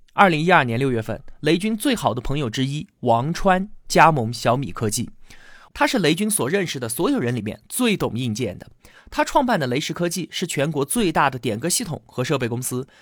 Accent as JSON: {"language": "Chinese", "country": "China", "said": "很符合我们中国人的读写习惯"}